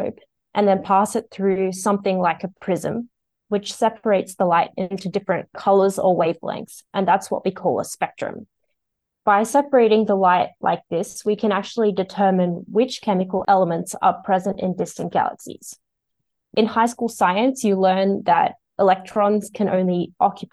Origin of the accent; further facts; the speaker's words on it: Sydney, New South Wales, Australia; now in Melbourne, Australia; I'm originally from Sydney